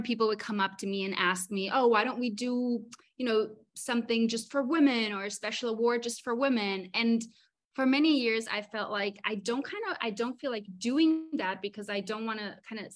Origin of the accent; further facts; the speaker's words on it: Mallorca, Balearic Islands, Spain; moved away as an adult; also born or lived in Berlin; now in Los Angeles, United States; I was born in Berlin, but I grew up in Mallorca, so it's my home.